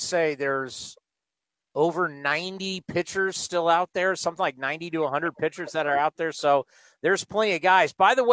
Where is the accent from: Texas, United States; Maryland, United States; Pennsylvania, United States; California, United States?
California, United States; San Diego; I was born in San Diego.